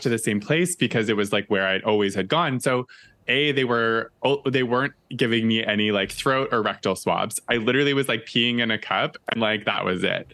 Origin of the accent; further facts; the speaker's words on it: East Coast, Canada; moved away as an adult; now in Toronto, Canada; all of us growing up in the East Coast